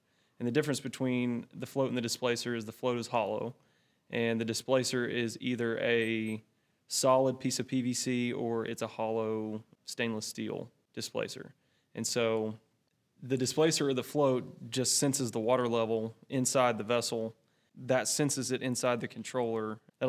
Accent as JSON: {"language": "English", "town": "Graham", "region": "Texas", "country": "United States", "tie": "born or raised there", "said": "I grew up in a small town called Graham"}